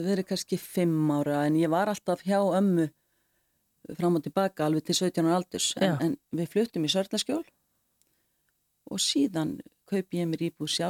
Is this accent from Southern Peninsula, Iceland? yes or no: no; Reykjavík, Capital Region, Iceland; now in Elliðavatn, Iceland; Jú, ég bý upp á Ellegavatni. Já. Ég er enda fætt og uppalinn í Reykjavík í tjarnakutu 30.